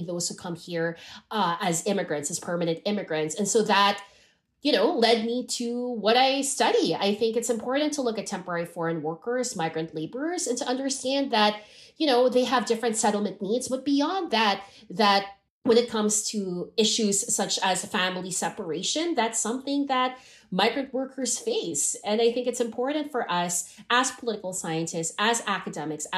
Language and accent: English; Hong Kong; also born or lived in Philippines; now in Canada; When I was living in Hong Kong, I grew up in Hong Kong